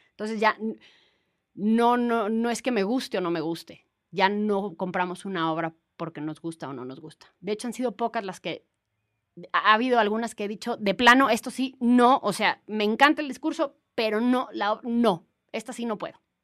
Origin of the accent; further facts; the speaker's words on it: Mexico; como mexicanos